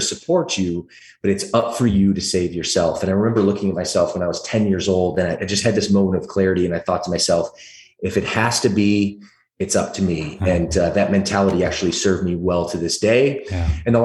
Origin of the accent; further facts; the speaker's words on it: Atlanta, Georgia, United States; accent: thick southern drawl; also born or lived in Michigan; now in California, United States; originally, I'm actually from the deep south of Atlanta, Georgia. When I was a little guy, I used to talk with a thick southern drawl